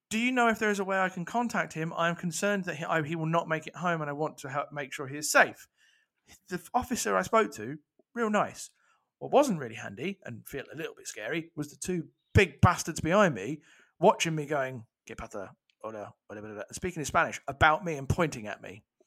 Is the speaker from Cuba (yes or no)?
no; England, United Kingdom; I'm English, I'm British